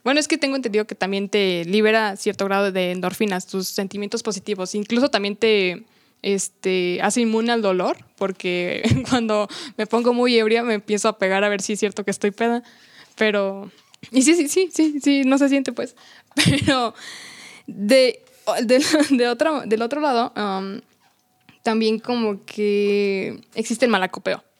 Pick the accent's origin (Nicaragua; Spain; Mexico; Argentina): Mexico; nuestro orgullo como mexicano